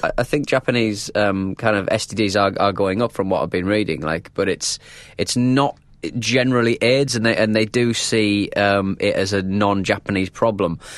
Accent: North East England, United Kingdom; accent: northern (North East)

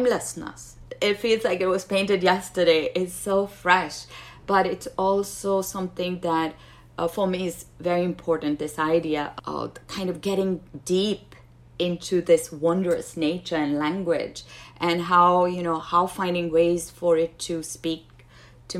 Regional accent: Pakistan; moved away; growing up in Pakistan

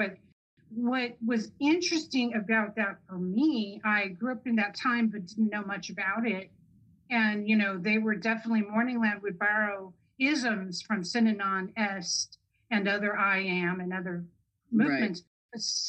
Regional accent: Long Beach, California, United States; I'm from Long Beach.

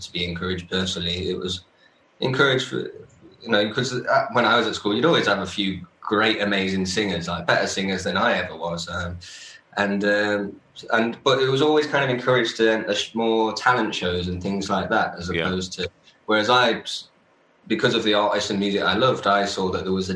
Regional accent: Nottingham, East Midlands, United Kingdom; moved away; for it to be in my hometown

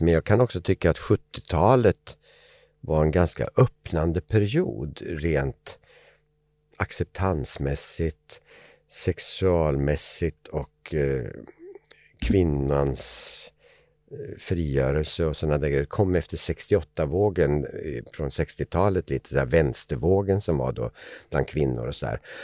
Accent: Eskilstuna, Södermanland, Sweden; Familjen hade flyttat till Eskilstuna där jag kommer ifrån.

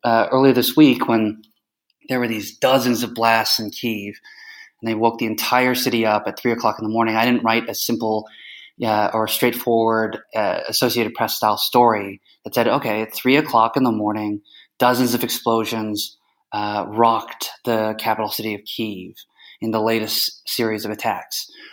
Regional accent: Canada; also born or lived in United States; now in Kyiv, Ukraine; I grew up in Canada, so as a Canadian American, as uh, emphasis on Canadian

